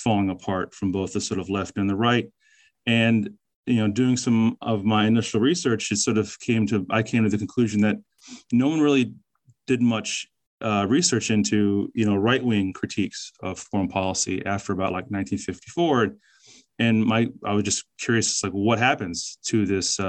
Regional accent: Northern Virginia, United States; I grew up in Northern Virginia

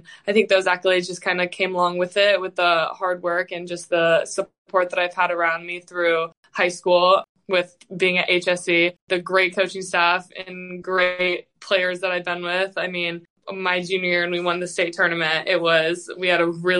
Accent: Indiana, United States; moved away as an adult; also born or lived in Oregon; it was nice to be able to come back home to the Big Ten

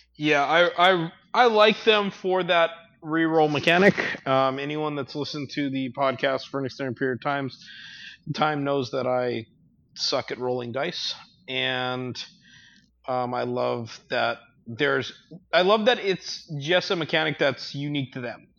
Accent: Hawaii, United States; I grew up in Hawaii.

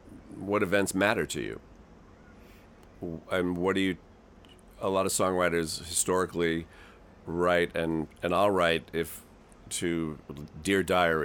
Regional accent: Westport, Connecticut, United States; One of my bandmates that I grew up with in Westport, Connecticut, Charlie Karp

